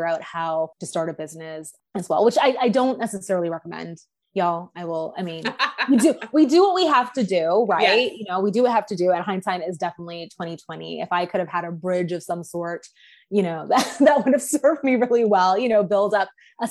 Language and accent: English; Canada; also born or lived in Toronto, Ontario; So I am a Canadian. I'm in the country we currently know as Canada. I live just outside of Toronto, Ontario